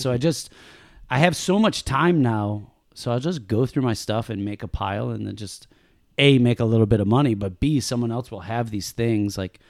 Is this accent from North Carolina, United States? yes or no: no; Buffalo, New York, United States; now in Los Angeles, United States; She's from Philly. I'm from Buffalo.